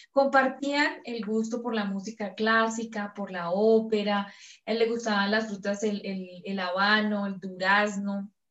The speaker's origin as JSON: {"language": "Spanish", "country": "Mexico", "said": "vengo de México, es que … estoy contactada por extraterrestres"}